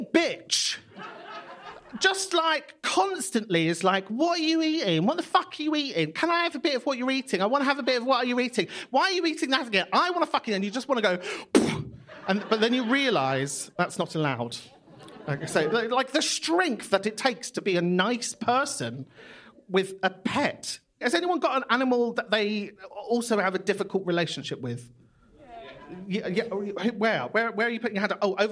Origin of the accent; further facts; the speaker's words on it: London, United Kingdom; Kentish Town where I'm from